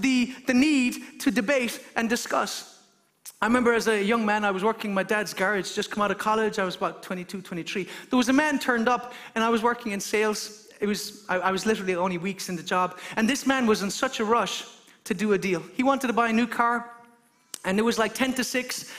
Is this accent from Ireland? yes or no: yes; Ireland; as an Irishman